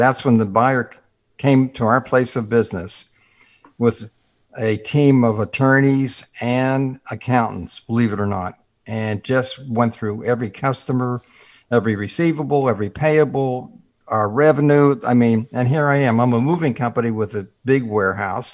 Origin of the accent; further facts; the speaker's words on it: Pittsburgh, Pennsylvania, United States; moved away; I grew up in Pittsburgh where we had several feet of snow every year